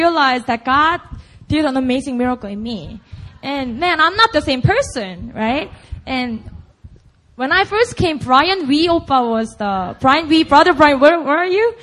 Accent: Busan, South Korea; first language Korean; English is a second language; moved away as an adult; I just grew up in Busan, and Busan only

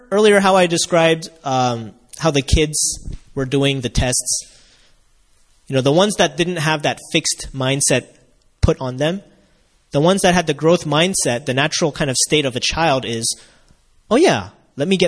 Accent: United States; as a kid growing up in America in the 90s

